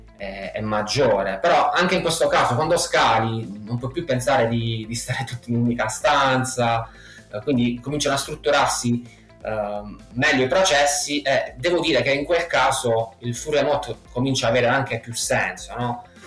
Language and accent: Italian; Matera, Basilicata, Italy; also born or lived in Israel; io sono di Matera, una piccola cittadina del sud Italia.